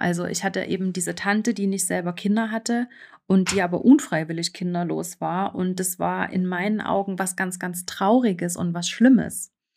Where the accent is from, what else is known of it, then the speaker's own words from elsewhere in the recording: eastern Germany, Germany; now in Switzerland; ich bin im Osten Deutschlands aufgewachsen und das ist äh, sehr ländlich, also noch sehr auch äh, von der DDR geprägt.